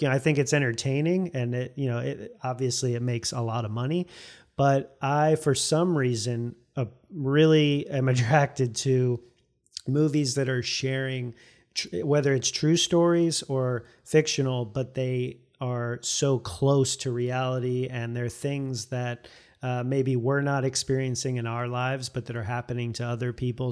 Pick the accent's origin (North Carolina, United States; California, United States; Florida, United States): Florida, United States; St. Petersburg; moved away as an adult; also born or lived in Fairfax, Virginia; now in Arlington, United States; I was born and raised in Saint Petersburg, Florida